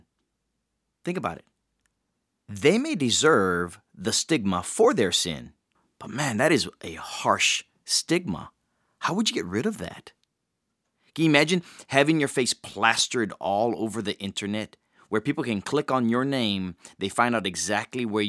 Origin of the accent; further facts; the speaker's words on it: Hawaii, United States; I grew up in Hawaii